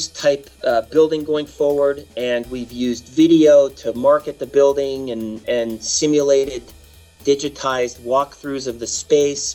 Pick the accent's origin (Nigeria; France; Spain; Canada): Canada; now in United States; being a Canadian at birth, although I'm a U.S. citizen now